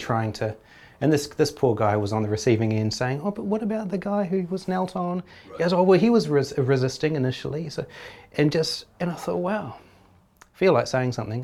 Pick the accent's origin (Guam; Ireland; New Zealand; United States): New Zealand; as a Kiwi